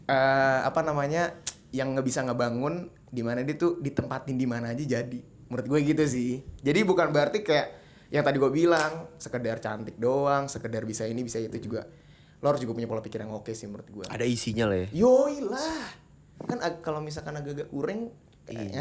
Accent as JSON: {"language": "Indonesian", "town": "South Jakarta", "region": "Jakarta", "country": "Indonesia", "said": "gue dari Jakarta Selatan"}